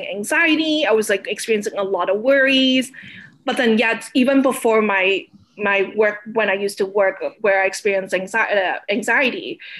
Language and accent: English; Toronto, Ontario, Canada; also born or lived in Hong Kong; as kids, when we grew up here